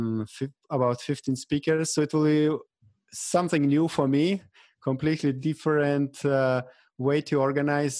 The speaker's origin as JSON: {"language": "English", "town": "Vilnius", "region": "Vilnius County", "country": "Lithuania", "tie": "born or raised there", "also_born_or_lived": "Denmark", "moved": "as an adult", "said": "I finished 4 years of bachelor degree in Vilnius, in my hometown"}